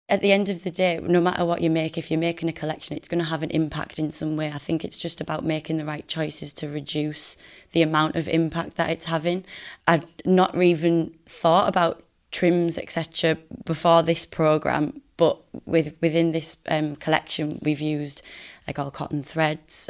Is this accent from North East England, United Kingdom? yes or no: yes; Middlesbrough, North East England, United Kingdom; I'm from Middlesbrough and I studied fashion design at Teesside University. So I repping the Northeast